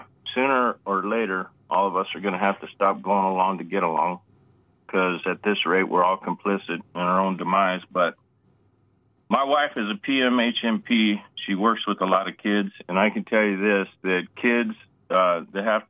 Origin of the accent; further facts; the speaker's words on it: Arizona, United States; I grew up in Arizona